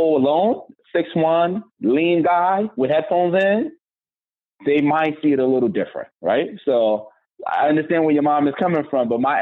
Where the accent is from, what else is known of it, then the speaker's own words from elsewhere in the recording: Nigeria; now in Houston, United States; I'm Nigerian